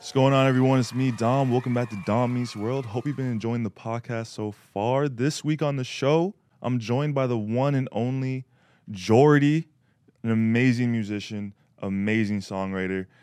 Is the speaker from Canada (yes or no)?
yes; Canada; I'm Canadian